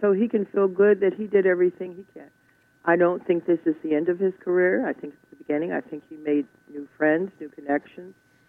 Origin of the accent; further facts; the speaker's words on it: McKeesport, Pennsylvania, United States; also born or lived in Uniontown, Alabama; I was not born in McKeesport. I was born in Uniontown, Alabama, but I was raised in McKeesport. We moved here when I was 4 years old.